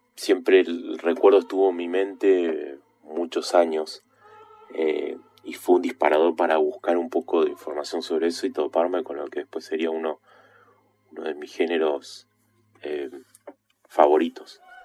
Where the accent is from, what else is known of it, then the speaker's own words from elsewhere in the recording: Neuquén, Argentina; Soy de Argentina, vivo en Neuquén, lo que es la zona patagónica desde pequeño